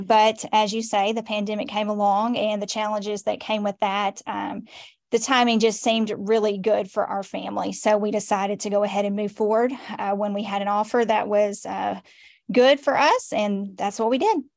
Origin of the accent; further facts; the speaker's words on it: Nashville, Tennessee, United States; moved away as an adult; also born or lived in Cheatham County / Robertson County / Sumner County; now in Portland, Tennessee, United States; I was born and raised in Nashville